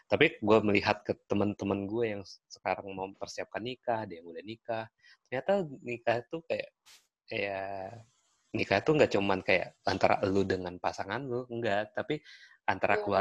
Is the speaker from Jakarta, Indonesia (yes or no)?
no; Tangerang, Banten, Indonesia; gue orang apa ya Tangerang asli malahan Cina Benteng